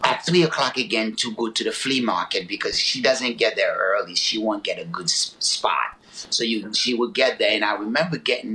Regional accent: Haiti; moved away; also born or lived in Newark, New Jersey, United States; I grew up in Haiti

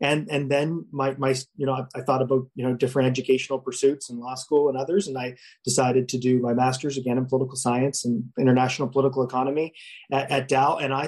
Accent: Saint John, New Brunswick, Canada; also born or lived in Halifax; I grew up in St. John, went to St. John High, studied at UMB.

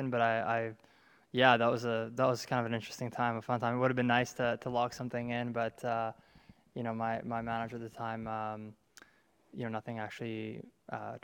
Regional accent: Canada; my home country

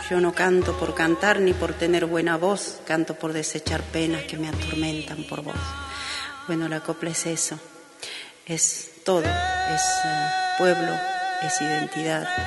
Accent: Bacoya, Salta, Argentina; de Bacoya, Departamento Santa Victoria, provincia de Salta soy coplera desde el seno de mi madre.

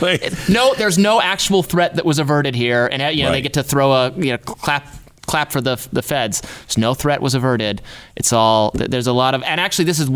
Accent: Michigan, United States; moved away; I'm from Michigan originally.

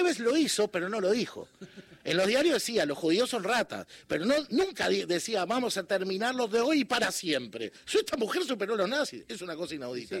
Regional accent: Uruguay; yo con gran alegría como uruguayo

